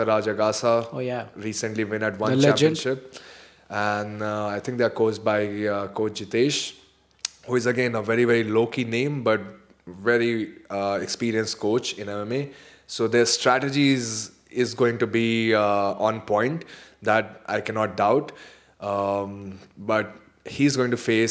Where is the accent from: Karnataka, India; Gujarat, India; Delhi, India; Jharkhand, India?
Jharkhand, India; I'm from Jharkhand